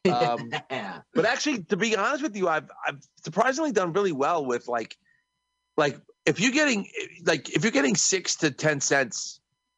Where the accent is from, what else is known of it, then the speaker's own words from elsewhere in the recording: New York, United States; I'm from New York